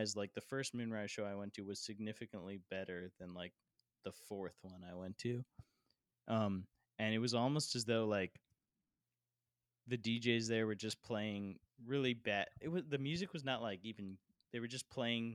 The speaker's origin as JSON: {"language": "English", "town": "Fairfax", "region": "Virginia", "country": "United States", "said": "I'm from Fairfax"}